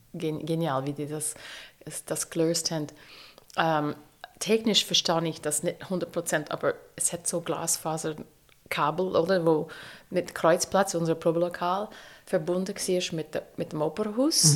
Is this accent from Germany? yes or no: no; United States; German is a second language; moved away as an adult; now in Zürich, Switzerland; ich bin auf dem Land aufgewachsen, also wirklich in Amerika, äh, mitten im Nix